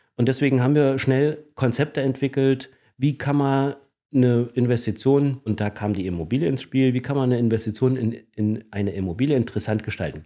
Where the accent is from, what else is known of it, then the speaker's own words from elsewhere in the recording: Gera, Thuringia, Germany; also born or lived in Erfurt / Hesse; Ich bin also in Erfurt geboren, bin aber schon sehr, sehr zeitig, also seit meinem dritten Lebensjahr in Gera. Und Gera ist tatsächlich äh, in der Tat meine Heimatstadt